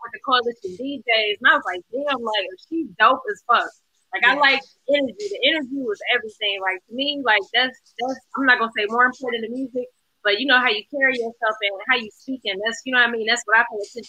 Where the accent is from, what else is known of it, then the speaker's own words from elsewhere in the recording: Ohio, United States; now in Atlanta, United States; I'm from Ohio, the Midwest, but shit, you know, I've been in Atlanta for some years